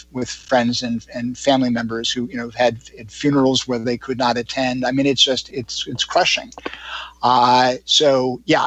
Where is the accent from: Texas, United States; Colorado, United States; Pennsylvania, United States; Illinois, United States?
Illinois, United States; Chicago; moved away; I'm originally from Chicago